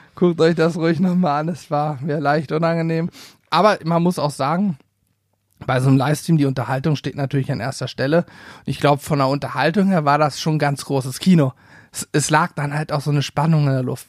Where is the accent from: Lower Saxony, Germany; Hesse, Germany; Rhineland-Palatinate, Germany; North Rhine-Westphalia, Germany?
Lower Saxony, Germany; a village near Lehrte; bei uns in Lehrte. Das ist die größte Stadt so von meinem Dorf, wo ich aufgewachsen bin, in der Nähe